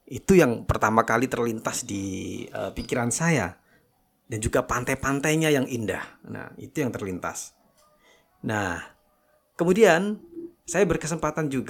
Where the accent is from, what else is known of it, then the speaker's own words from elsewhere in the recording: Malang, East Java, Indonesia; moved away as an adult; now in Lombok, Indonesia; terus terang memang saya bukan asli dari NTB. Jadi saya ini saya dari Jawa.